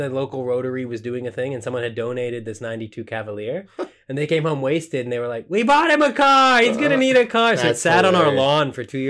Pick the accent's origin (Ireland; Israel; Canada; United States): Canada; as for a Canadian